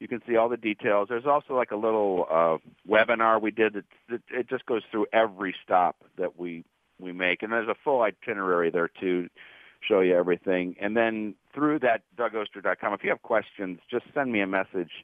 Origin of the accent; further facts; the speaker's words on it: Warrensville Heights, Ohio, United States; as a young child growing up in Warrensville Heights, Ohio